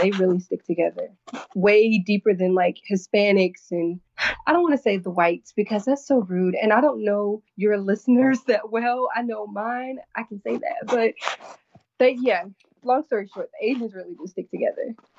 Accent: North Carolina, United States; now in New York, United States; being born and raised in North Carolina

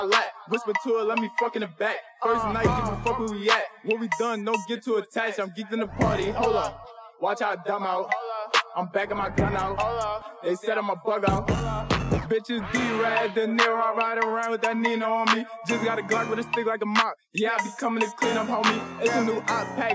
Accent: New York City, New York, United States; I'm from Bed-Stuy, Tongans, Sumner.

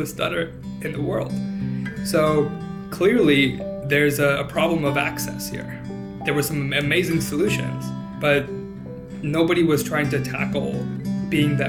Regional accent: Cupertino, California, United States; moved away as an adult; also born or lived in Los Angeles, United States; now in Boston, United States; I grew up in California, around San Jose, California, a place called Cupertino

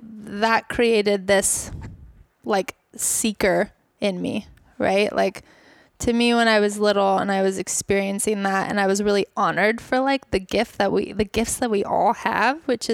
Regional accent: Bali, Indonesia; I actually grew up in Bali. So I grew up in Indonesia.

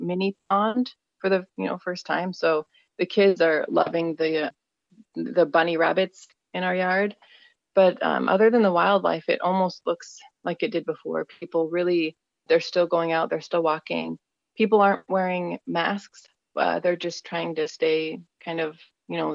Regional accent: Minnesota, United States; I am from Minnesota, USA

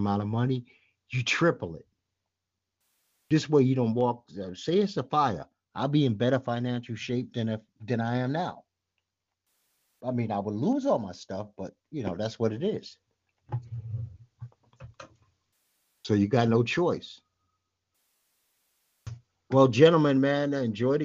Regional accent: New York City, New York, United States; moved away; also born or lived in Brooklyn; I'm from Brooklyn, but I actually was raised in Manhattan.

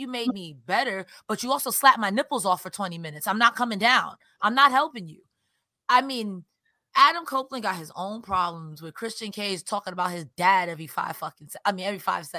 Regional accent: Winnipeg, Manitoba, Canada; I'm from Winnipeg. You idiot.

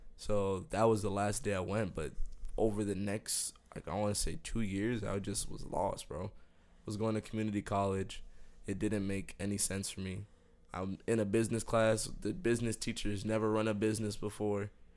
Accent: Miami, Florida, United States; also born or lived in New Jersey / Jamaica (heritage); I moved to Miami when I was four

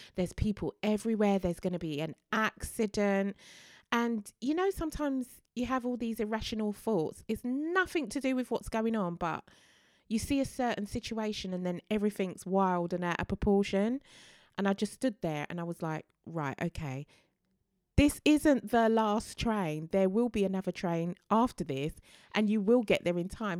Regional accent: London, United Kingdom; a Londoner born and bred

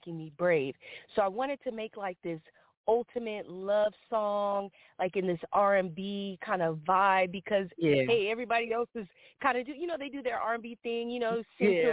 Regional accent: Sacramento, California, United States; moved away as an adult; also born or lived in Oakland, California; now in Los Angeles, United States; So right now I'm in Los Angeles, California, but I am from Sacramento, California

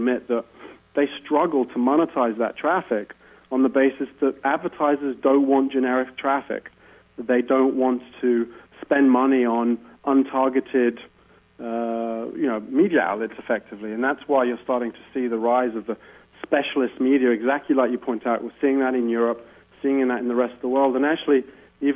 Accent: United Kingdom; as a Brit

